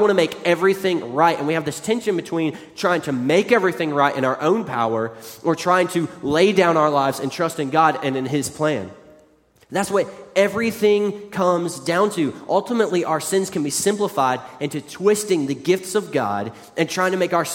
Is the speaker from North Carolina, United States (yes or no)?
no; West Virginia, United States; moved away; growing up in West Virginia